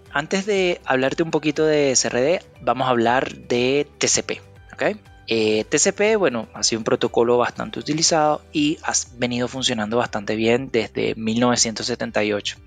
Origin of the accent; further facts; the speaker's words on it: Venezuela; moved away as an adult; also born or lived in Panama / Costa Rica / Qatar / Colombia; now in Chile; soy venezolano, residiendo en Chile desde el 2016.